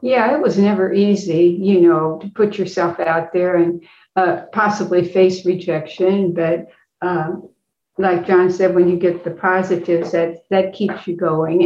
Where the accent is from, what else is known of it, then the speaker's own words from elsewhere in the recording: Effingham, Illinois, United States; moved away as an adult; now in St. Louis, United States; I am from uh, Effingham, Illinois, and uh, came to St. Louis